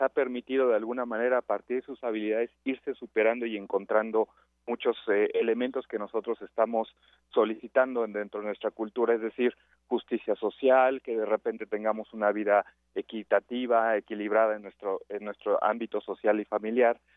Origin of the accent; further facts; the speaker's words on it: Mexico; como mexicanos